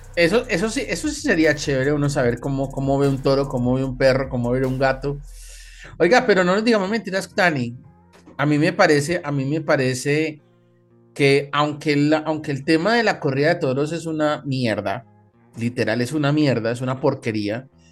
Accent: Colombia; aquí en Colombia

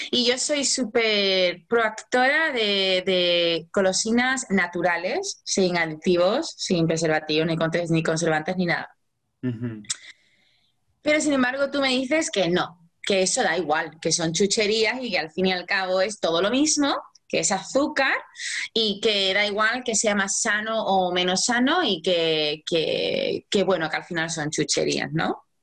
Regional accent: Mexico; ah, tengo 44 años y soy de México.

